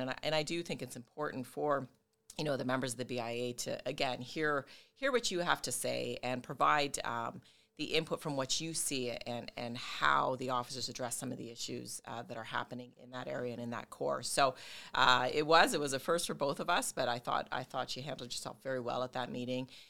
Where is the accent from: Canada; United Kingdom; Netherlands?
Canada; Brampton, Ontario; moved away as an adult; now in Windsor, Canada; I'm originally from Brampton. I made my way to Windsor